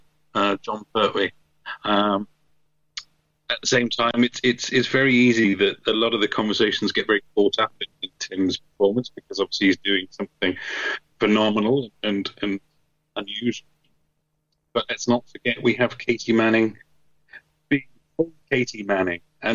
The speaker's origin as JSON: {"language": "English", "region": "England", "country": "United Kingdom", "said": "I'm English"}